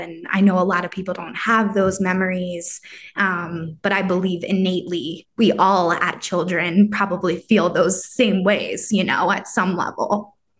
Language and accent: English; New York area, Northeast, United States; growing up in this area